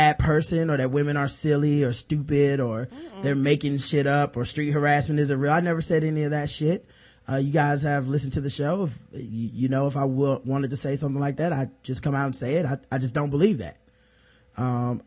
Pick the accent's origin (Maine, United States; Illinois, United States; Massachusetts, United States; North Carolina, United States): North Carolina, United States; the South; we're from the South. This is North Carolina.